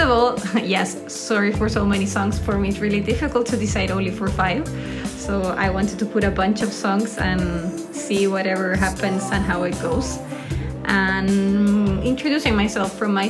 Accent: Santiago, Santiago Metropolitan Region, Chile; I live in Santiago. I'm born and raised in Santiago de Chile.

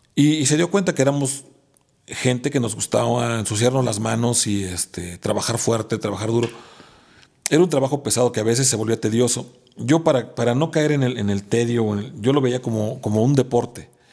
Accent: Mexico; also born or lived in Puebla / Mexico City / Guadalajara / Tempe, Arizona; ser el mexicano promedio en mi pueblo

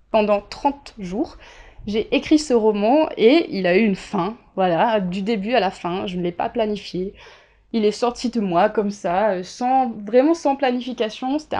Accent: Réunion, France; il faut pas oublier que je viens de la Réunion. Déjà entre la métropole et l'île de la Réunion, même si la Réunion est française, il y a un grand écart en termes de culture

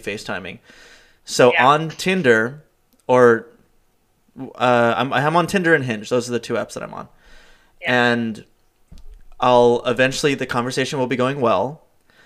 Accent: Los Angeles, California, United States; moved away as an adult; I'm from Los Angeles, I'm 32, I took a job out here

